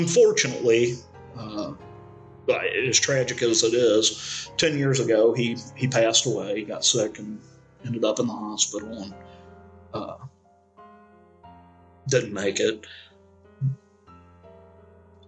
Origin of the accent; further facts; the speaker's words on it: St. Louis, Missouri, United States; also born or lived in Arnold, Missouri; I grew up in St. Louis. When I was a young teenager, we moved to Arnold, which is south of St. Louis